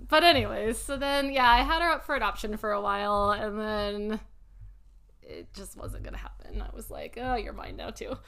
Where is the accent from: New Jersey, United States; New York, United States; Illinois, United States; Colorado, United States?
Colorado, United States; Louisville; That's where I was born and raised in Louisville